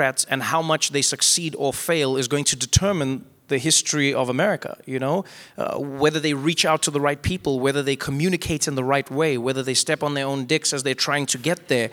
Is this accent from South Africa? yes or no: yes; South Africa; as a South African